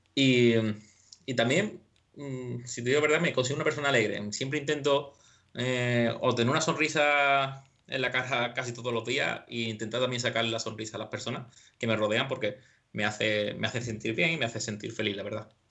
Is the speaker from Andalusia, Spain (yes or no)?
yes; San José de la Rinconada, Andalusia, Spain; de mi pueblo, de Rinconada, de San José